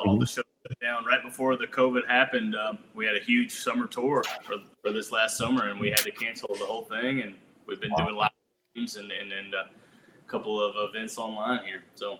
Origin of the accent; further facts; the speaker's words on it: Double Springs, Alabama, United States; We grew up in a small town called Double Springs, Alabama. We're from North Alabama, and right near Muscle Shoals, if you ever heard of that.